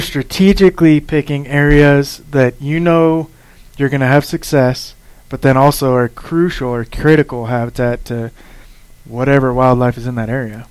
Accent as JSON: {"language": "English", "region": "Nevada", "country": "United States", "tie": "born or raised there", "said": "growing up in Nevada"}